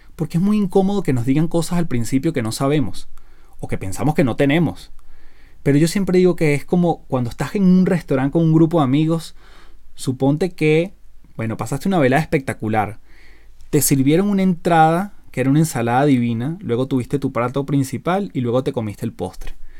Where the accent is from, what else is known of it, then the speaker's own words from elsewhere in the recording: Venezuela; now in Chile; vivo en Chile, soy casado, soy venezolano